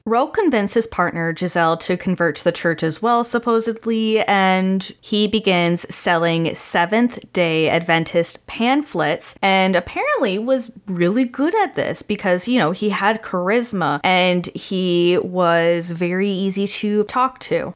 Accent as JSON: {"language": "English", "country": "Canada", "said": "I'm from Canada"}